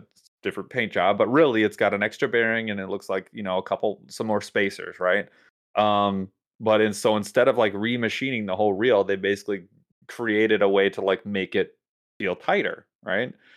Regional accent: United States; as an American

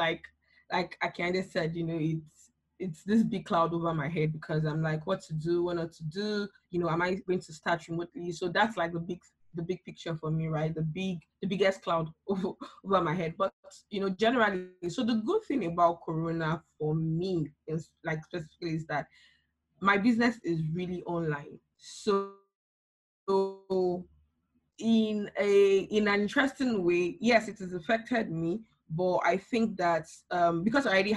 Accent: Nigeria; I'm Nigerian

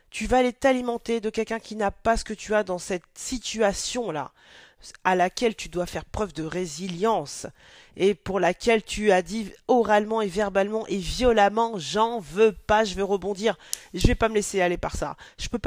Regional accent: Mali; je suis originaire du Mali

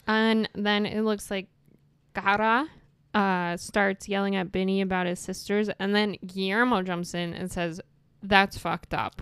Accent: New York City, New York, United States; accent: Brooklyn; I'm from Brooklyn

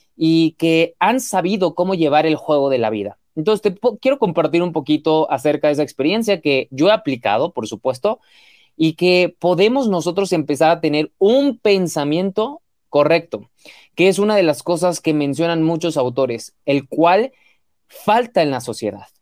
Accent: Mexico; mexicano, emprendedor y empresario

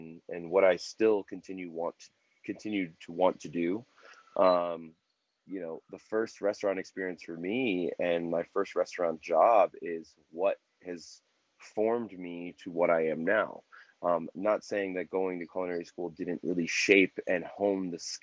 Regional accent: New Jersey, United States; now in Denver, United States; I'm originally from New Jersey, but I reside in Denver, Colorado

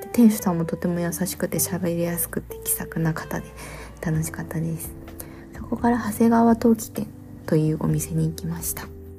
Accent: Shiga, Japan; moved away; also born or lived in Kyoto; もともと出身が京都のお隣、滋賀県

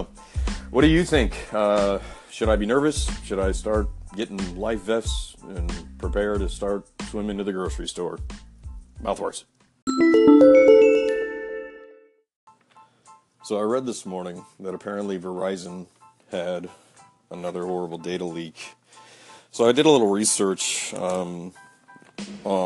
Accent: Bloomington, Indiana, United States; It was in Bloomington, Indiana, my hometown

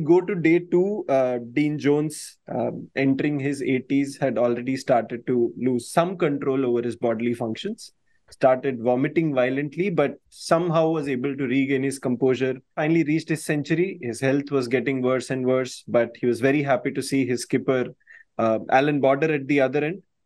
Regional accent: North India, India; in north india in my part of the country

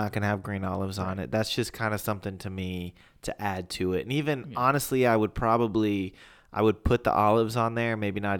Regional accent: United States; I'm American.

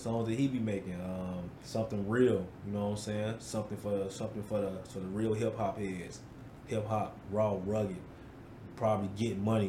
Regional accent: Chicago, Illinois, United States; now in Wisconsin, United States; The United Center in Chicago. Okay. My hometown.

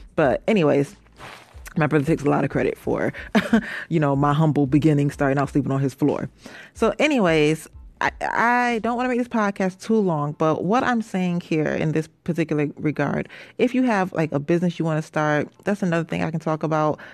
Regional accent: Rochester, New York, United States; moved away as an adult; now in New York City, United States; I'm from Rochester, New York, and I, um, recently moved. I've been down here a year. I moved to New York City

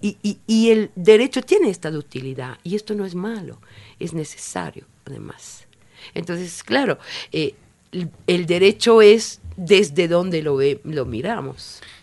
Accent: Italy; now in Ecuador; yo soy italiana

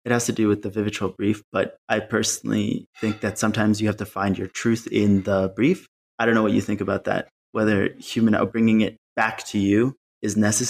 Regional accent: Malawi; No, I grew up in Malawi, Southern Africa. My dad's work, he works in development for USAID. So we moved around quite a bit.

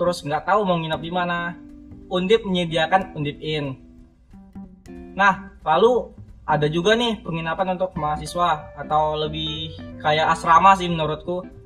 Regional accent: Riau, Indonesia; moved away as an adult; now in Semarang, Indonesia; aku ini asal dari Riau

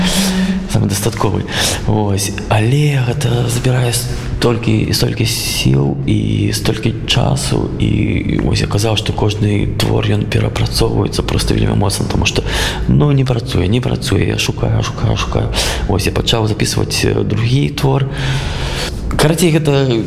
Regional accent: Belarus; moved away; also born or lived in Minsk; я зразумеў что я беларус

